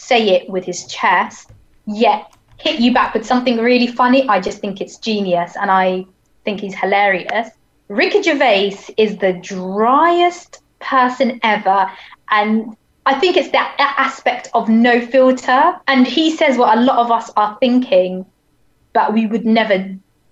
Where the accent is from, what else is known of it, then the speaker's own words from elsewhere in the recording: Hampshire, South East England, United Kingdom; And I'm from down south. So I grew up in quite a racist place. And I was like, so I'm from Hampshire